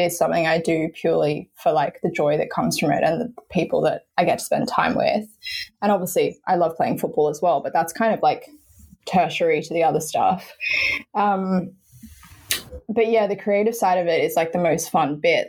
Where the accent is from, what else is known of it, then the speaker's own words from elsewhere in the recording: Sydney, New South Wales, Australia; moved away as an adult; now in London, United Kingdom; Yes, I'm originally from Sydney, grew up on the North Shore, um, northern beaches of Sydney.